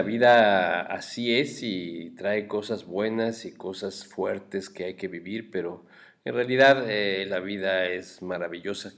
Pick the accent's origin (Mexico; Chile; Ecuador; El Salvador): Mexico; como mexicanos